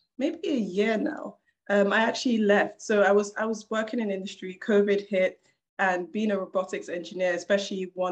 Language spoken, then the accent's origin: English; London, United Kingdom; I was a kid growing up in South London, not the best of areas